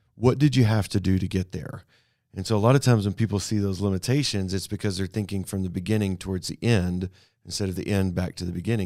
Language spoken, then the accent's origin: English; Canada; also born or lived in Abilene, Texas; now in Amarillo, United States; I grew up in Canada, north of here.